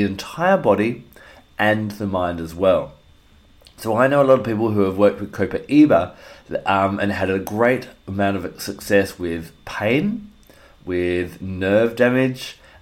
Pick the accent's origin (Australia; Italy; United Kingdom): Australia; my home country of Australia